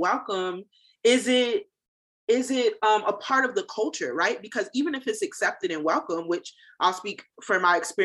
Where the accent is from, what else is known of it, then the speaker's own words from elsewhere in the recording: New Jersey, United States; now in North Carolina, United States; I'm from New Jersey, mm-hmm. You know, Jersey girl through and through